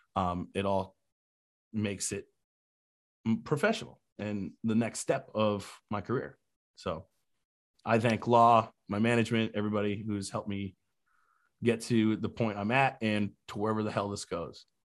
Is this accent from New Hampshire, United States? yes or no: yes; New Hampshire, United States; also born or lived in Key West, Florida; now in Charleston, United States; I grew up in New Hampshire.